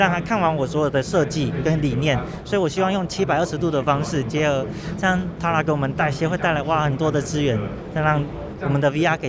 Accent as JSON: {"language": "Chinese", "region": "Nantou County", "country": "Taiwan", "said": "我是南投人。"}